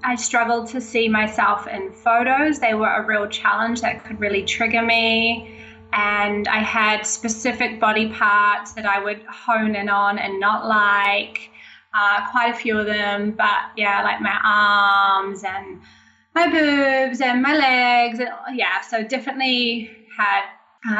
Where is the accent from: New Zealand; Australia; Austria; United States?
New Zealand; Auckland; I'm from New Zealand, Auckland, New Zealand